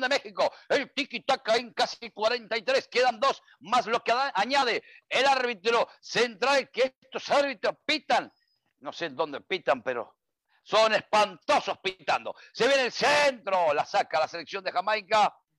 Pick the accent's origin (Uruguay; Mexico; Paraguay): Uruguay; mi tierra